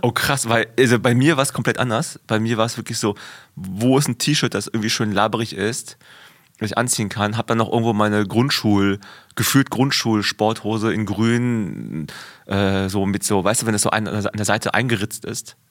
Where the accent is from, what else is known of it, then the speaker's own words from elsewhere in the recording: West Germany, Germany; in einer kleinen äh, Kleinstadt in, in Westdeutschland, wo ich aufgewachsen bin